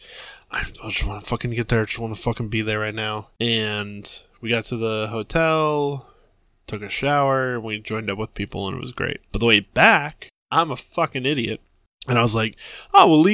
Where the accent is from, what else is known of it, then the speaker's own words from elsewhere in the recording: Massachusetts, United States; we're from Massachusetts